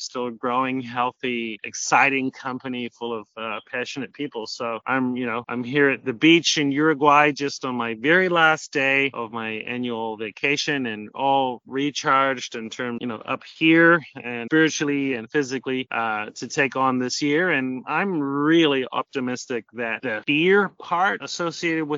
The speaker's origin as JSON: {"language": "English", "country": "New Zealand", "also_born_or_lived": "Auckland, New Zealand", "moved": "yes", "lives_now": "South America", "said": "I'm originally from New Zealand, but I've been living in South America for as long as I can remember."}